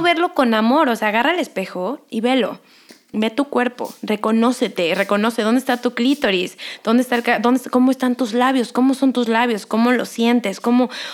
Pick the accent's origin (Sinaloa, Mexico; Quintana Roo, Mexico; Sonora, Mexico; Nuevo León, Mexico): Quintana Roo, Mexico; Cancún; moved away as an adult; also born or lived in Mexico City / Los Angeles, United States; yo nací en la Ciudad de México, crecí en Cancún, estudié aquí psicología, me voy a vivir a Los Ángeles